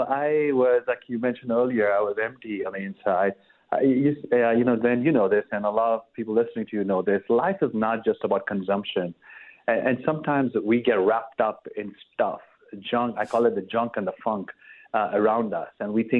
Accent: India; now in United States; And then growing up in India, where, you know, as Christians, you're a minority, I just knew that America is that place that's been founded on Judeo-Christian principles.

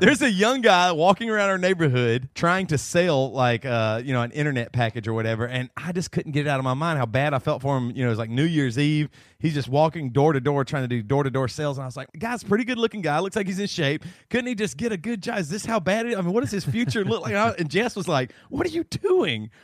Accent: the South, United States; moved away; also born or lived in Seattle; I grew up in the South

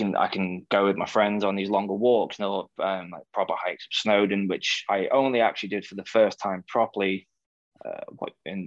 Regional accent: North Wales, United Kingdom; I grew up in a small town in North Wales

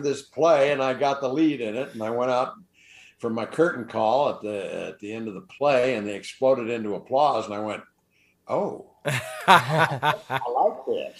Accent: Newport Beach, California, United States; also born or lived in Hollywood, California; But I grew up down in Balboa, California, Newport Beach, California. I was a beach rat for the first 18 years of my life, I guess.

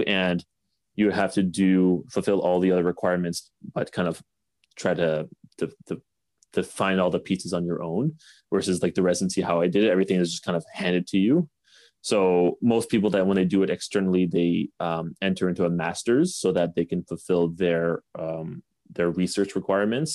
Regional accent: Canada

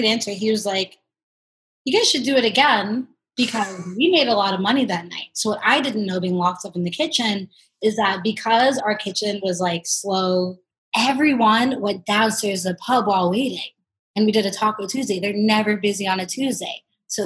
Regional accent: United States; moved away as an adult; also born or lived in Islington, London; I'm an American, I couldn't own a business there

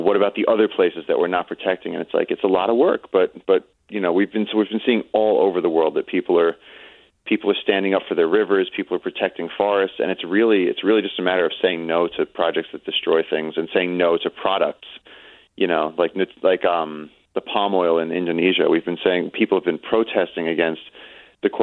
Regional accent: New York City, New York, United States; I'm a kid from Brooklyn

